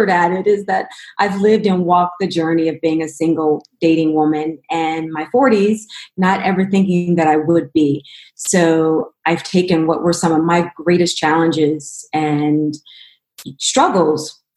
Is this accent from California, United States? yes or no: yes; Los Angeles, California, United States; also born or lived in Cleveland, Ohio / Denver, Colorado; I'm originally from Cleveland, Ohio, where I lived till I was six years old, but I grew up predominantly in Los Angeles and Denver